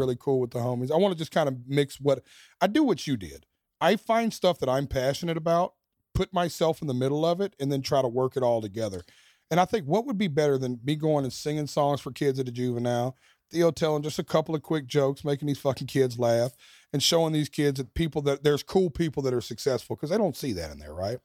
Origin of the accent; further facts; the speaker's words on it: Nashville, Tennessee, United States; first arena headline in my hometown